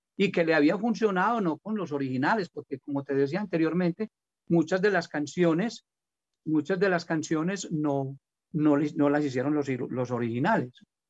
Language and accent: Spanish; Colombia; acabo de salir con una canción de música popular aquí en mi tierra